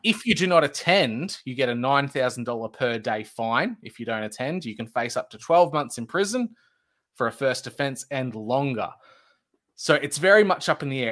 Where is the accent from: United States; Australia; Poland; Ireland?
Australia